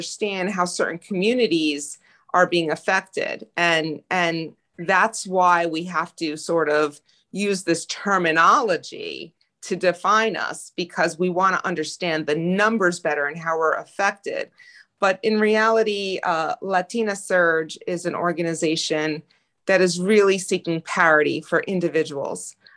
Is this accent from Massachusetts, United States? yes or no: no; Passaic, New Jersey, United States; I was born and raised in Passaic, New Jersey